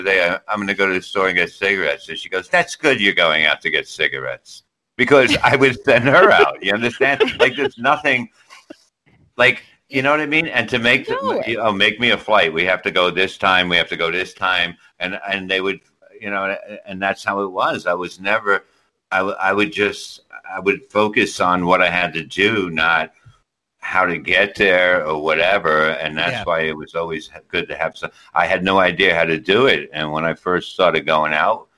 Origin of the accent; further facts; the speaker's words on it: New York, United States; that's how we said it in New York